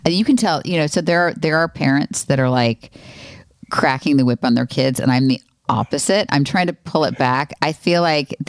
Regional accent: Florida, United States; I grew up in Florida

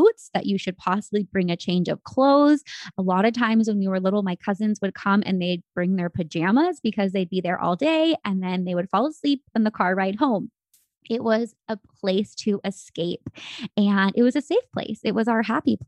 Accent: San Francisco Bay Area, California, United States; moved away as an adult; now in Arizona, United States; I was raised in the Bay Area, which, as you know, I'm sure you've seen, the San Francisco Bay Area

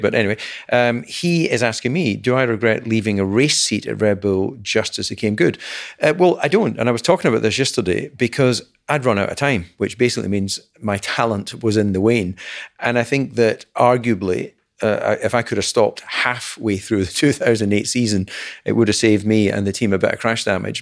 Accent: Dumfries, Scotland, United Kingdom; Alan and I are, are, were both born in Dumfries

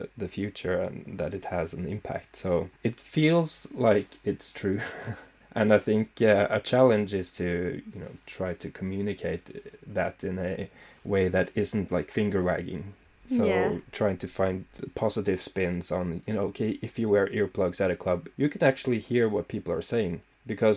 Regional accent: Scotland, United Kingdom; I'm Scottish.

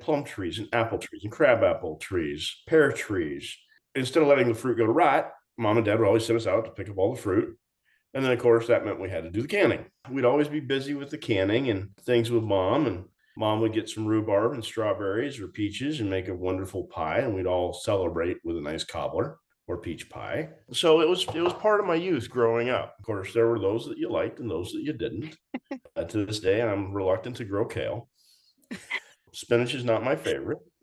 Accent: Everett, Washington, United States; We grew up in in the uh, Everett, Washington area

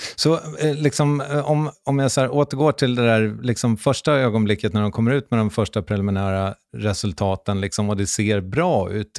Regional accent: Strängnäs, Södermanland, Sweden; Jag kommer ju från Strängnäs

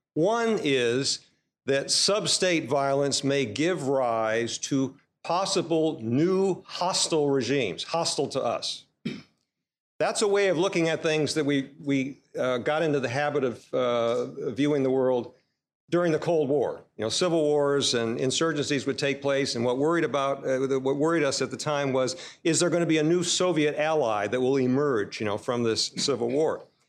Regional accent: United States

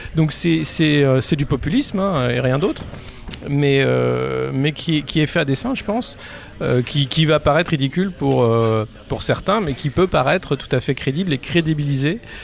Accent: France; on est français

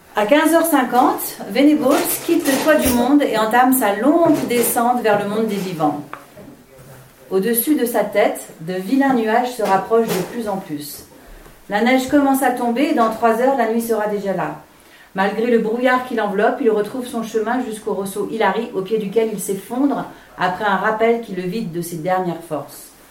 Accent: Switzerland; accent: Swiss; je suis suisse.

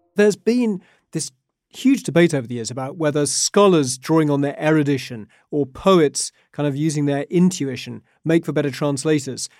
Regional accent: United Kingdom; now in Beijing, China; as a British kid

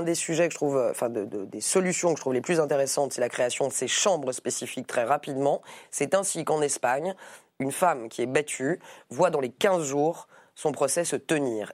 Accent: Paris, Île-de-France, France; Je suis député euh, de Paris. Je suis parisienne avant d'être députée

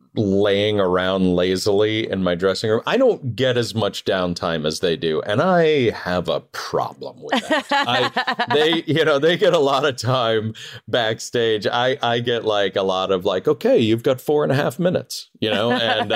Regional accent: Northeast, United States; So even though I grew up in the Northeast, I feel like I was raised Southern.

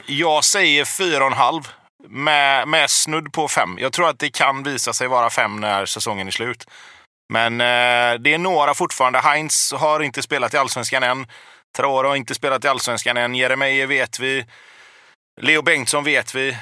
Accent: Gothenburg, Västra Götaland, Sweden; jag är uppväxt på Hisingen

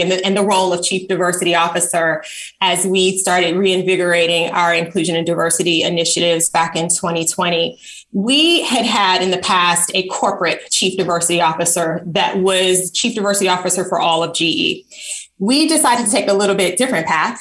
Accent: Chicago, Illinois, United States; moved away as an adult; also born or lived in Tuskegee, Alabama / Nigeria; I grew up on the South Side of Chicago in an environment that was predominantly Black

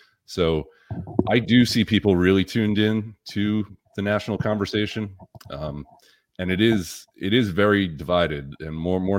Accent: Massachusetts, United States; moved away as an adult; now in Florida, United States; And I was from Massachusetts. I came down in 2019, so before 2020, obviously. And I meet a lot of people from Massachusetts.

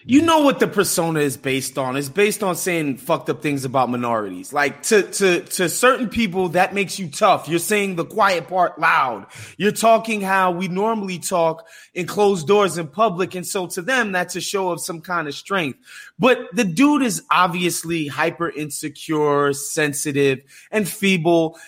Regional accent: New York, United States; as a New Yorker

